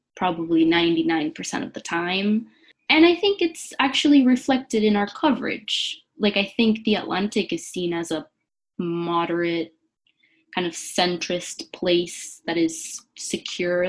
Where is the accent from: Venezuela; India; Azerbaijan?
Venezuela; now in Brooklyn, United States; I'm from Venezuela and currently quarantining in Brooklyn with my sisters